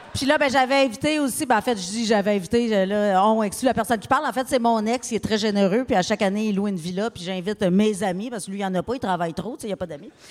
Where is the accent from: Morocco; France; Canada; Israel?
Canada; Abitibi, Quebec; je viens d'Abitibi.